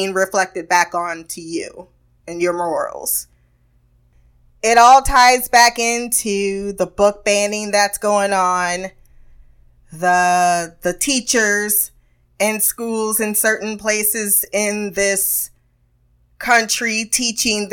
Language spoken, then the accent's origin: English; United States